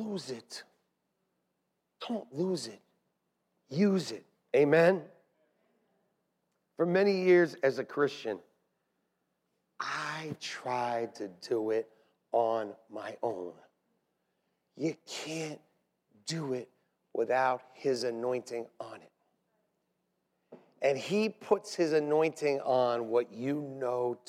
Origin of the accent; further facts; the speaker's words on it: New York City, New York, United States; We're from Staten Island